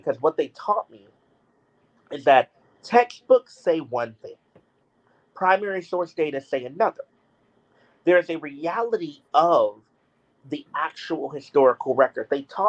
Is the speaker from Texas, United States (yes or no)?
yes; Houston, Texas, United States; born or raised there